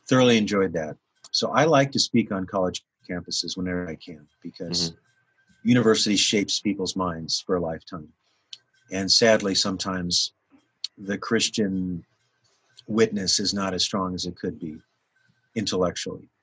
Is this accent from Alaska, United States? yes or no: yes; Anchorage, Alaska, United States; moved away; I was born and raised in Alaska, was born in Anchorage, Alaska